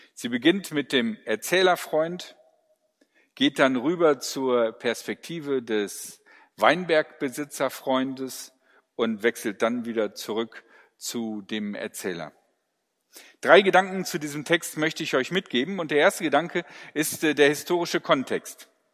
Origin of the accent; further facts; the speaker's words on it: Ruhr area, North Rhine-Westphalia, Germany; ich komme aus dem Ruhrgebiet.